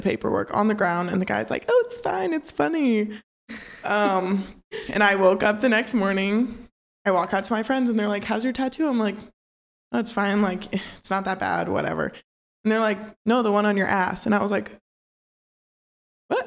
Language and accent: English; Maryville, Missouri, United States; moved away; my hometown